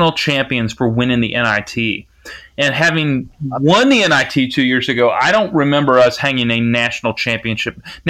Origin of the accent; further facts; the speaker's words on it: Frankfort, Kentucky, United States; I was born in Frankfort. I grew up with it. I'm the equivalent of a T-shirt fan where it's where I'm from.